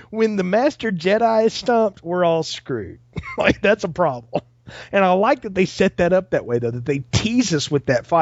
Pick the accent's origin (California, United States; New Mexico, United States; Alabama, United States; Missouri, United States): Alabama, United States; the South, not far from Talladega; I grew up not far from Talladega